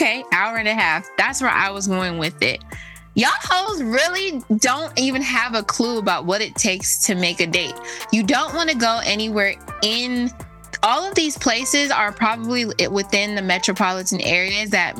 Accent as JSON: {"language": "English", "town": "Los Angeles", "region": "California", "country": "United States", "said": "I'm from Los Angeles"}